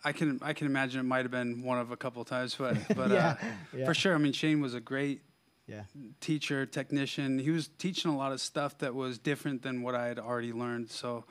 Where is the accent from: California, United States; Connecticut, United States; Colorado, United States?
Colorado, United States; Denver; In Denver, like, okay. Yeah, Denver metro area.